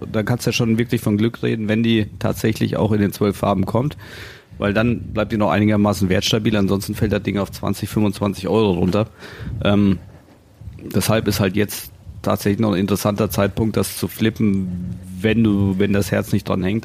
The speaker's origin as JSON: {"language": "German", "town": "Cologne", "region": "North Rhine-Westphalia", "country": "Germany", "said": "als Kölner"}